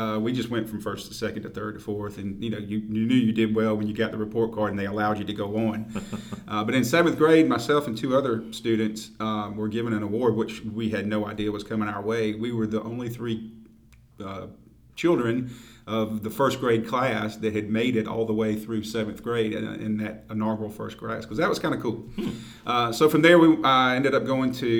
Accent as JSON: {"language": "English", "town": "Augusta", "region": "Georgia", "country": "United States", "tie": "born or raised there", "said": "I was born here in Augusta in 1964"}